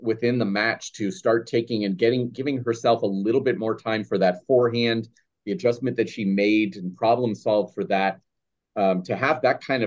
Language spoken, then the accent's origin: English; United States; as an American here